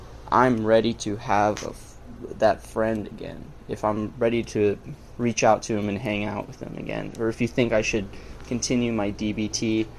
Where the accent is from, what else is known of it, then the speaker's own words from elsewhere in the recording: Oregon, United States; Hey, Rose … from Oregon, 20 years old